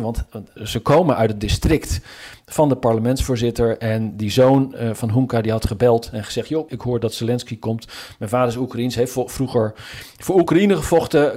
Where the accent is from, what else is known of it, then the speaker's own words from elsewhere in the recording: Zutphen, Gelderland, Netherlands; now in Washington, United States; mijn geboortestad Zutphen